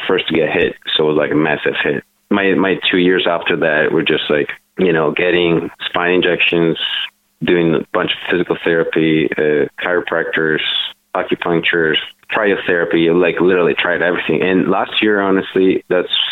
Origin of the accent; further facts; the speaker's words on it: Italy; moved away; I'm like born and raised in Italy.